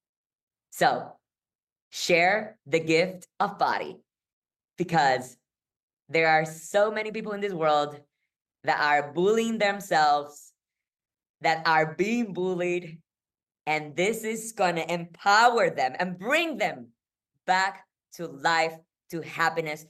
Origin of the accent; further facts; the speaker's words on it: Puerto Rico; I am from Puerto Rico